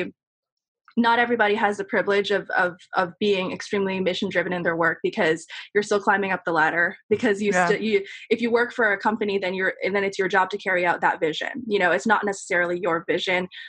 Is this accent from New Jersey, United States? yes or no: no; New York City, New York, United States; I grew up in Queens and was able to commute in and out to intern at these magazines or go to NYU